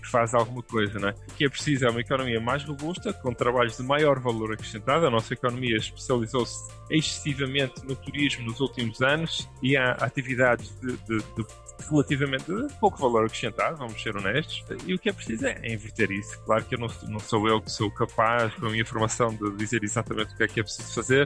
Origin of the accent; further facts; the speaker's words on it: Porto, Norte, Portugal; now in Brussels, Belgium; eu sou do Porto